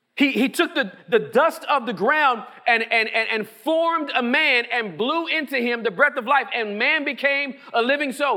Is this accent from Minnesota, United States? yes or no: no; Inglewood, California, United States; now in Texas, United States; where I was born and raised in Inglewood, California.